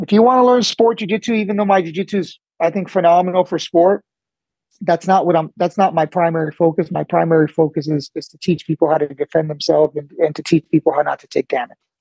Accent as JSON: {"language": "English", "town": "El Monte", "region": "California", "country": "United States", "tie": "born or raised there", "also_born_or_lived": "Cuba", "said": "i grew up in california basically my whole life"}